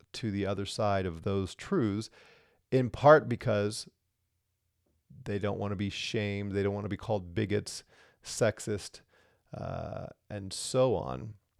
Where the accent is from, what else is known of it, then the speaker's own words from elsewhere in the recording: Colorado, United States; I'm from Colorado, right? I'm in Colorado